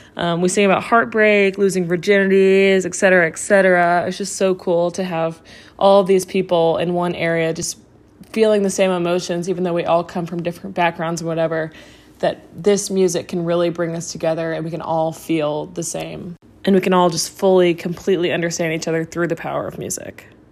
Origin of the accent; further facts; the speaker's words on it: Nashville, Tennessee, United States; I'm from Nashville